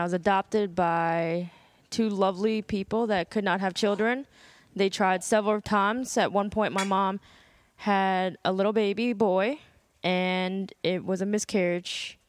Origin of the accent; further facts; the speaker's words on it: Burke, Virginia, United States; I grew up in a little town called Burke. It's right near Springfield and Fairfax